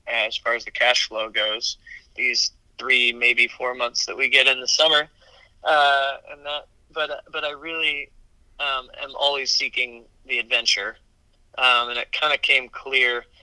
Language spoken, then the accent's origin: English; Midwest, United States; We we grew up together in the Midwest